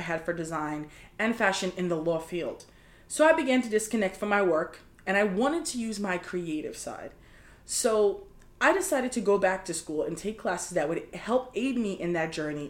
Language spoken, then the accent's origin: English; New York City, New York, United States; I grew up in New York City